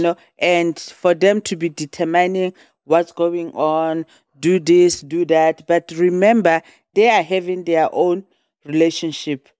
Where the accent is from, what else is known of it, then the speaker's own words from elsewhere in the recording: South Africa; moved away; I'm from South Africa